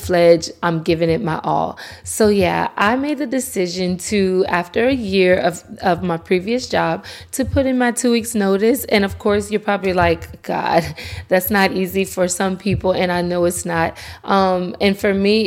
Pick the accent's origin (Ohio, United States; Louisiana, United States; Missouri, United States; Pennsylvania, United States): Louisiana, United States; Lafayette; the Festival International, which is local in my hometown